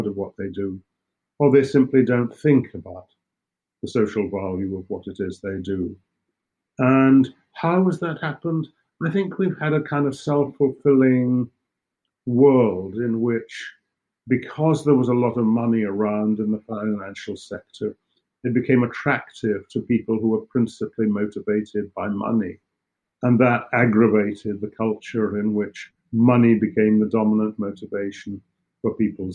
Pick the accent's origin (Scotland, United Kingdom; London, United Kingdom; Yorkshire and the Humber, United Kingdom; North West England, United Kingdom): Scotland, United Kingdom; I'm from Scotland